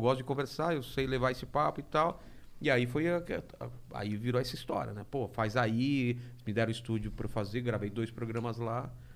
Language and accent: Portuguese; Penápolis, São Paulo, Brazil; moved away; de Penápolis. Sou de Penápolis.